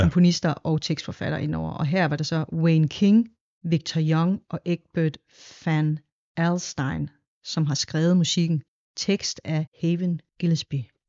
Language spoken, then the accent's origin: Danish; Denmark; jeg er en del af den her nordiske lyd, fordi jeg er opvokset her